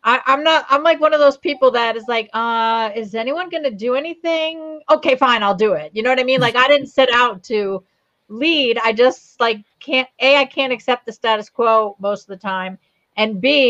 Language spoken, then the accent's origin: English; New Providence, New Jersey, United States; also born or lived in Verona, New Jersey; I grew up in New Providence. That's where I went to high school